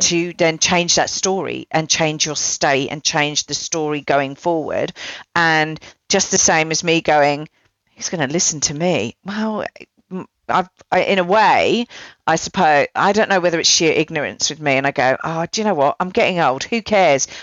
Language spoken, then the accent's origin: English; United Kingdom